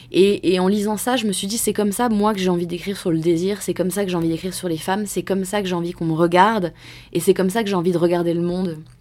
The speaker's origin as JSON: {"language": "French", "country": "France", "said": "nous, en tant que Français"}